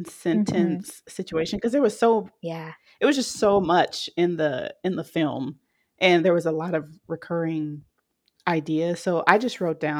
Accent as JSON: {"language": "English", "town": "Dallas", "region": "Texas", "country": "United States", "said": "I'm from Dallas."}